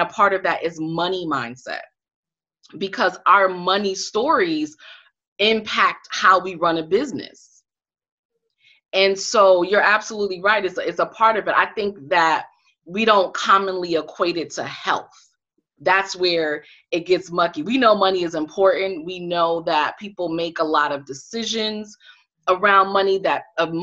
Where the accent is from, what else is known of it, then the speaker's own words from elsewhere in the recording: Connecticut, United States; now in Washington, D.C., United States; I'm from Connecticut.